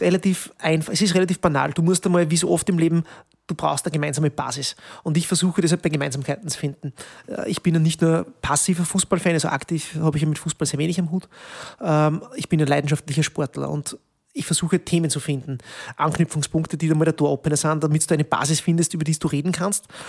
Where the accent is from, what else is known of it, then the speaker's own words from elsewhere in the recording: Peuerbach, Upper Austria, Austria; moved away as an adult; now in Linz, Austria; ich bin ja gebürtiger Bodischler